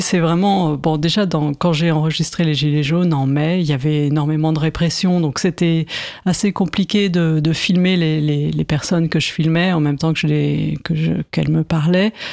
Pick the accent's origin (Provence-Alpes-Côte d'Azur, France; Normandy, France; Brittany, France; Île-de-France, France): Île-de-France, France; Paris; je suis de Paris